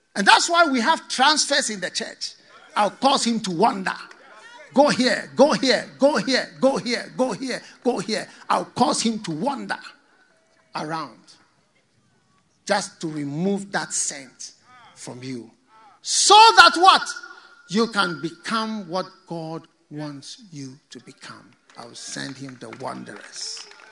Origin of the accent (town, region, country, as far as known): Ghana; also born or lived in Osogbo, Nigeria (ancestry) / Ogbomosho, Nigeria (ancestry)